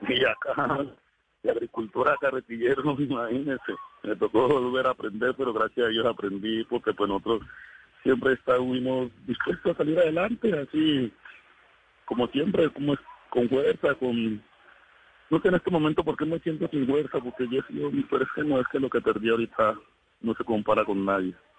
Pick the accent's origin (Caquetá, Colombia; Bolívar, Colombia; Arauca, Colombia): Caquetá, Colombia; El Doncello; moved away as an adult; now in Cali, Colombia; Yo vivía en el Caquetá. Yo nací en el Caquetá.